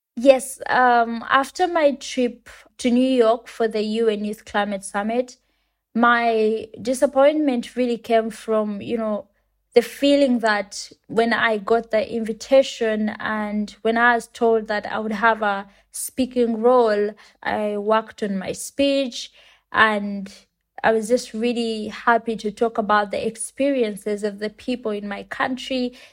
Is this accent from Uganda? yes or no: yes; Uganda; I come from Uganda and it's a country in Africa.